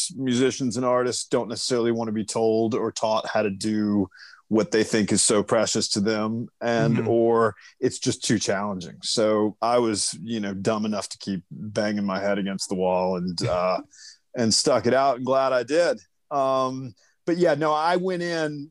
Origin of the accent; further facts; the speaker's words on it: Atlanta, Georgia, United States; moved away; also born or lived in Los Angeles; No, I'm from Atlanta. Actually, and am currently living in Atlanta, but although spent about 23 years in Los Angeles